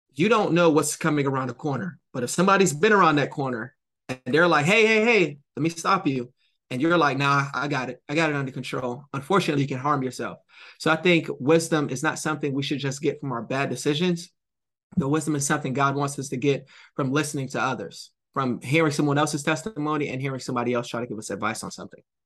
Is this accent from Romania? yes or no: no; Jamaica; I'm Jamaican.